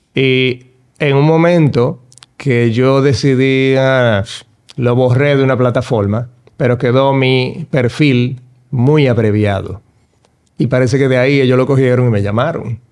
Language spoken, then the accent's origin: Spanish; Dominican Republic